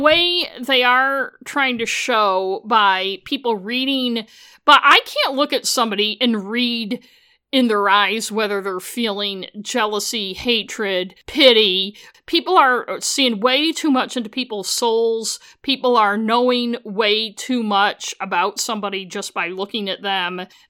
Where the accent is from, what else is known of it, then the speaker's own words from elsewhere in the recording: United States; I'm a British mystery novel fan, so I probably know more than the average American about Britain.